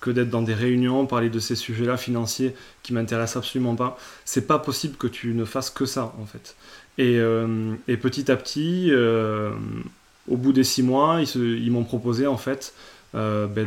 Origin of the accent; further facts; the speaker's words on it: Toulouse, Occitania, France; also born or lived in Reims / Paris; alors au départ, moi je bossais à Paris, euh, donc j'étais parti de Toulouse, j'avais fait une école de commerce à Reims et je suis parti bosser à Paris en tant que consultant financier.